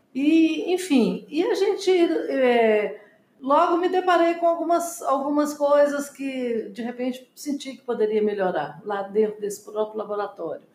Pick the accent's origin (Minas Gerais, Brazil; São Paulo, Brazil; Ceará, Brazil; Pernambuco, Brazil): Minas Gerais, Brazil; Belo Horizonte; moved away as an adult; also born or lived in Inhapim, Minas Gerais; now in Brasília, Brazil; eu nasci lá no interior, em Inhapim, Minas Gerais, e nós mudamos para Belo Horizonte logo depois